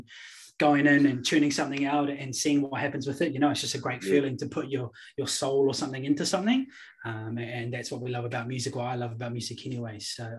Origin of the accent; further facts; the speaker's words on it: Wellington, New Zealand; also born or lived in Auckland; So I'm from Wellington, but also from Auckland too. I kind of spent both of my, childhoods or whatever you may call it in both cities, eh? So both cities are super near to me.